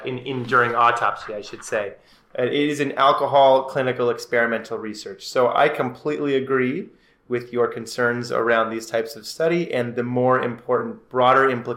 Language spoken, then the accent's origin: English; Ireland; I'm an Irishman